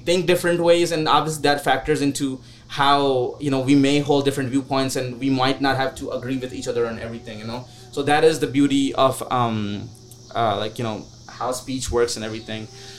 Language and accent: English; Pakistan; moved away; Because this was the same year that I came from Pakistan as well.